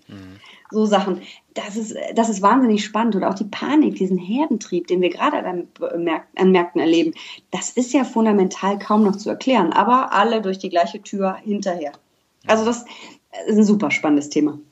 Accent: Düsseldorf, North Rhine-Westphalia, Germany; ich bin gebürtige Düsseldorferin

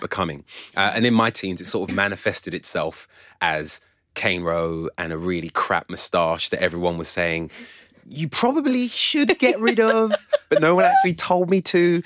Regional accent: London, United Kingdom; I was born and raised around here in North London, yeah. and then when I was 14, I crossed the river and moved to Southeast London

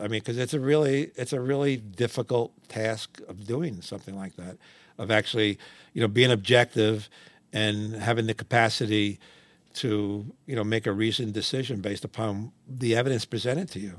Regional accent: New York City, New York, United States; I grew up in Washington Heights, up in Manhattan

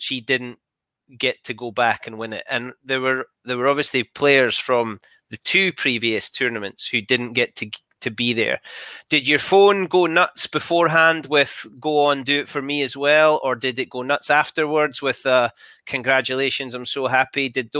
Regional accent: Scotland, United Kingdom; Happy, sad, because let's face it, I'm a Scottish rugby fan, but memories all the same.

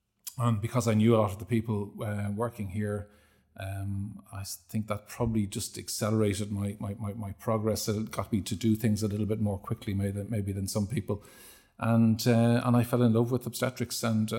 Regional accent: Terenure, Leinster, Ireland; and I was brought up in Terenure, which was

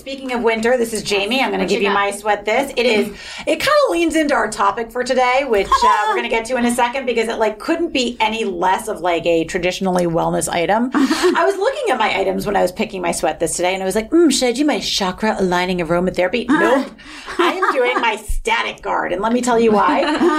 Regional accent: New York, United States; You know, I'm such a New Yorker.

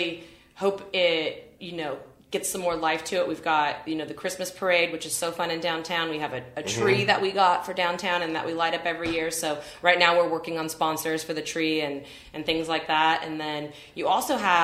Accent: Fresno, California, United States; moved away as an adult; also born or lived in New York / San Francisco; I'm from Fresno

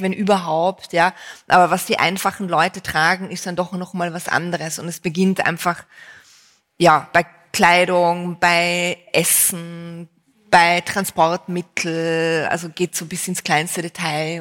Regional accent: Vienna, Austria; bei uns in Wien

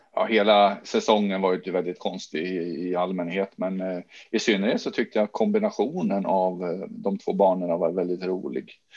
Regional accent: Jönköping, Jönköping County, Sweden; now in Sandviken, Sweden; hemma i Jönköping där jag är uppvuxen

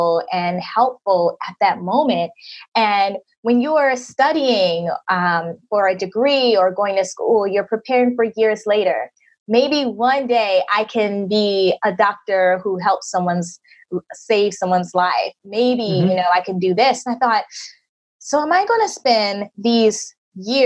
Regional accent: United States; moved away as an adult; my home country in the US

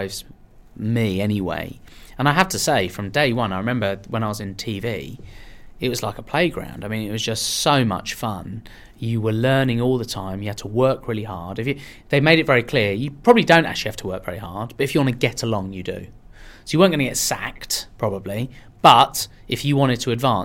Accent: Marlow, South East England, United Kingdom; English is a second language; also born or lived in Iran / London; I moved to... Marlow in Buckinghamshire when I was five, and as I say, I'd been in the UK 6 or 7 months. When I arrived in the UK, I couldn't speak any English

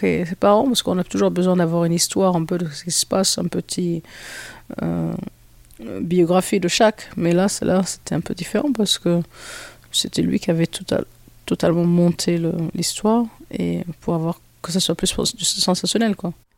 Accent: Nice, Provence-Alpes-Côte d'Azur, France; je suis né à Nice

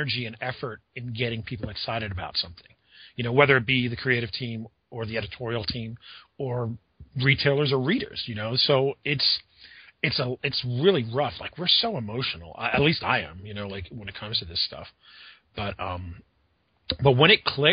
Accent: Pennsylvania, United States; I grew up in Pennsylvania

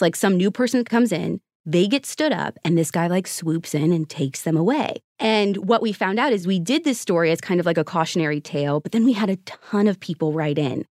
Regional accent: Midwest, United States; moved away; also born or lived in Arizona; I grew up in the Midwest in an area that was, like, overcast all the time. And I ended up moving to Arizona

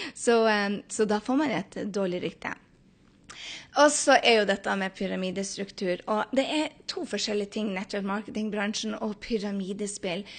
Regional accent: Norway; moved away as an adult; now in New York City, United States; hjemme i Norge

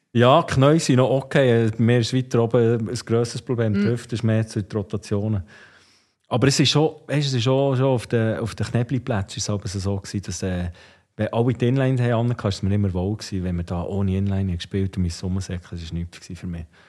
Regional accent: Ostermundigen, Bern, Switzerland; wir sind natürlich bei Ostermundig aufgewachsen

